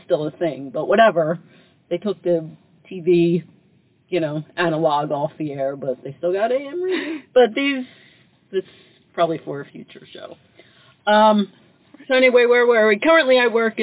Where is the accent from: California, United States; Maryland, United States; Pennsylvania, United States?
Pennsylvania, United States; Philadelphia; moved away; I grew up in Northeast Philadelphia in a row home in what is called the Lower Northeast.